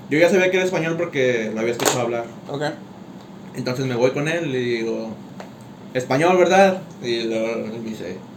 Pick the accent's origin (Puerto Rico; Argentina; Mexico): Mexico; sí, güey, soy de México.